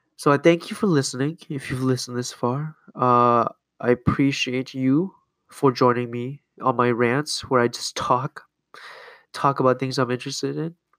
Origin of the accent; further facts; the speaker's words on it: Canada; now in United States; I grew up in Canada